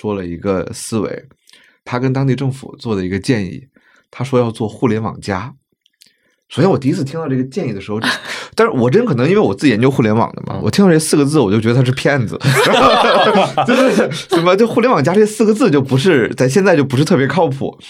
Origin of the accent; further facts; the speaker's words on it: Beijing, China; 我说我来自北京嘛